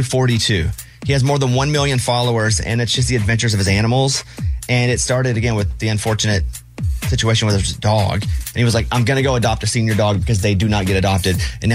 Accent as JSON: {"language": "English", "region": "Arkansas", "country": "United States", "said": "I'm from Arkansas and I don't know that one."}